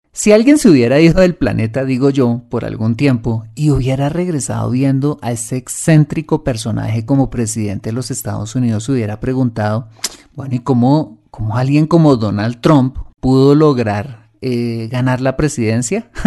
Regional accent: Colombia; mi país, Colombia

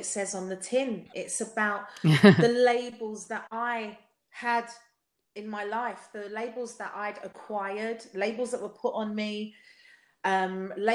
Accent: London, United Kingdom; accent: South London; my South London accent

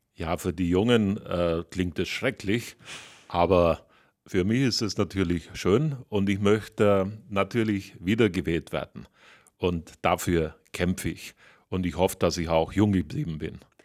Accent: Bavaria, Germany; für meine Heimat natürlich in Berlin im Kabinett

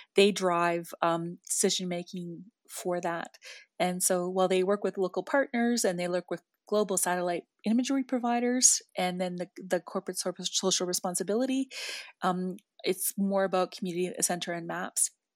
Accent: Northern Canada, Canada; I'm from Northern Canada

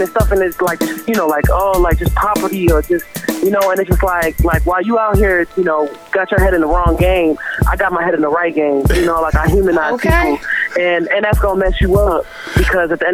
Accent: Boston, Massachusetts, United States; I'm from Roxbury. That's all day, every day. So, Roxbury, yeah, Boston, Academy Homes, where I grew up, born and raised, BPS kid

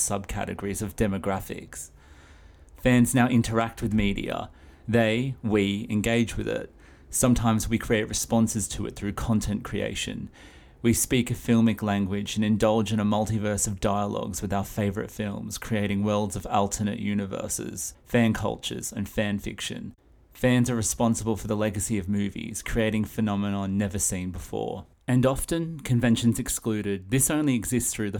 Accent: Australia; I'm Australian, and I'm coming to you all the way from down under

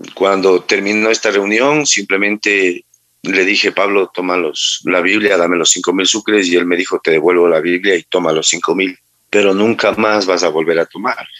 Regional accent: Manta, Manabí, Ecuador; yo soy de nacido en Manta, eh, la mayor parte de mi vida la viví aquí.

